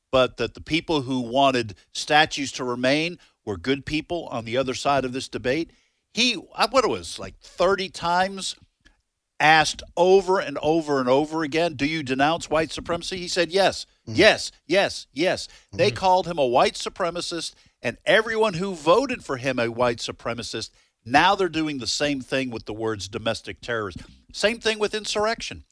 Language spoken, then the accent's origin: English; New England, United States; now in Mississippi, United States; I'm from New England.